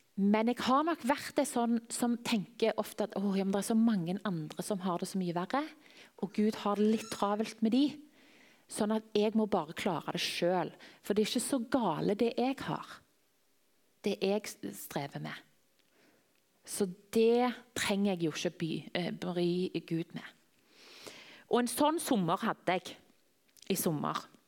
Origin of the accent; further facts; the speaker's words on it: Tananger, Rogaland, Norway; now in Klepp, Norway; Jeg vokste opp i Tananger.